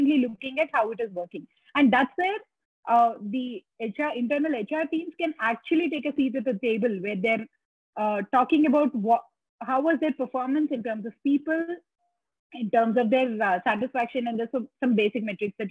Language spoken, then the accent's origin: English; India